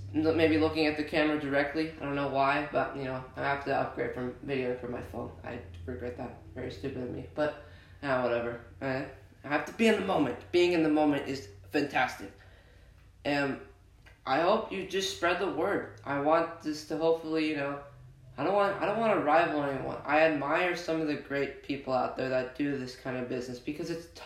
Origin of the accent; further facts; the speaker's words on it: Netherlands; I was born in the Netherlands